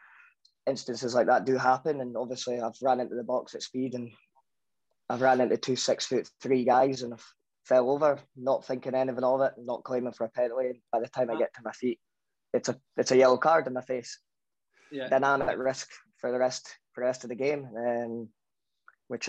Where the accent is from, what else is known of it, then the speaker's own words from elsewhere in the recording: Scotland, United Kingdom; I'm fully Scottish